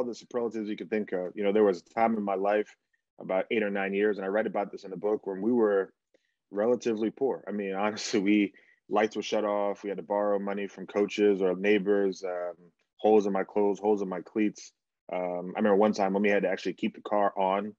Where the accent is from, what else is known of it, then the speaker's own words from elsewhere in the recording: New Jersey, United States; also born or lived in Bahamas / Florida; we grew up in New Jersey